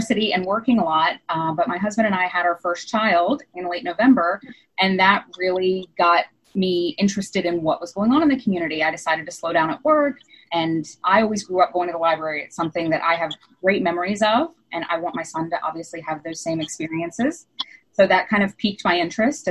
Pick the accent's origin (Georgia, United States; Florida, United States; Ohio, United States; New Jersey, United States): Florida, United States; Amelia Island; moved away as an adult; also born or lived in Philadelphia; now in Woodbury, United States; I am from Amelia Island, Florida, and moved up here for work about 5 years ago.